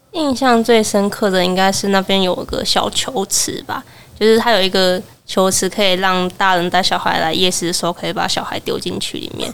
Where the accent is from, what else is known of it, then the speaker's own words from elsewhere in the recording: Kaohsiung, Taiwan; moved away; 我是高雄人，然后今年满二十了，然后目前在外地念书这样